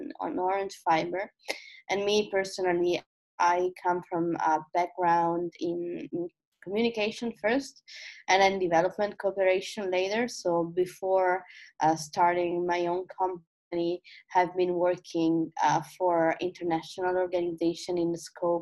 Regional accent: Italy; from Italy

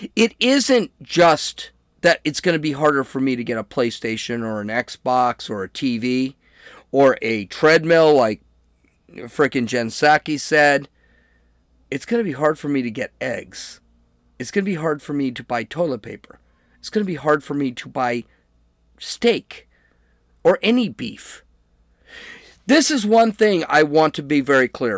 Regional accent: United States; I'm an American

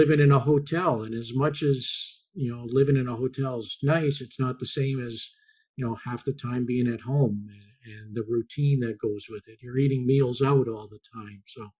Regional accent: Connecticut, United States; but I grew up mostly in Connecticut when my dad was with the Whalers

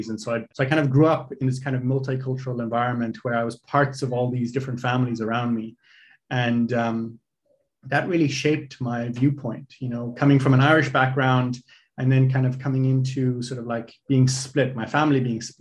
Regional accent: Lesotho; And so um, growing up in Lesotho was a fascinating experience.

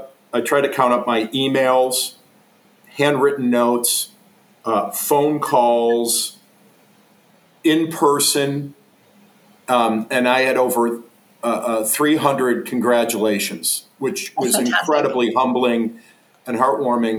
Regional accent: Buffalo, New York, United States; moved away as an adult; also born or lived in Charlotte, North Carolina / Jacksonville, Florida; now in Columbus, United States; Christian Brothers school in Buffalo, New York, my hometown

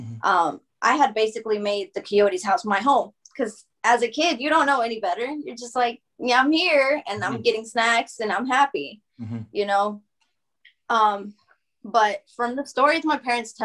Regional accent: Alabama, United States; English is a second language; to move to Alabama

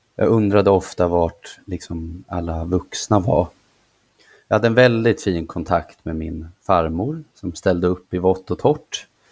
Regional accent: Nyköping, Södermanland, Sweden; jag trivdes inte hemma i Nyköping, hemma hos mamma

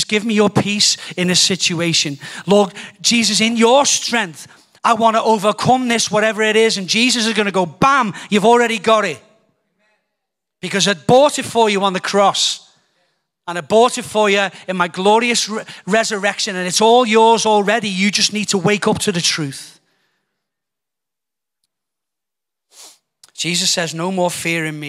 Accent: United Kingdom; also born or lived in Donegal, Ireland (family); being British

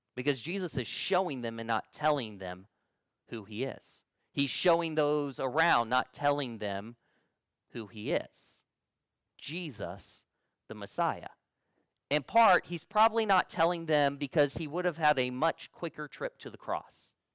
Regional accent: Central Illinois, United States; I say, "Central Illinois."

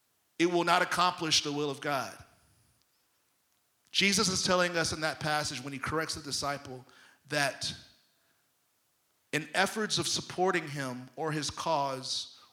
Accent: Detroit, Michigan, United States; I'm holy, but don't cross me, because I'm from Detroit.

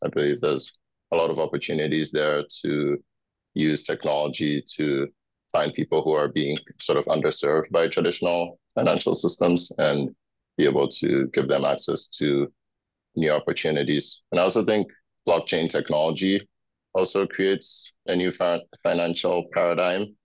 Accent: Accra, Greater Accra, Ghana; moved away as an adult; also born or lived in Indiana, United States; now in United States; I grew up in Ghana. It's in Accra, Ghana.

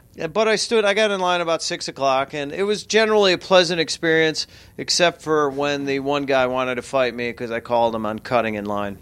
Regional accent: Chicago, Illinois, United States; I grew up in Chicago

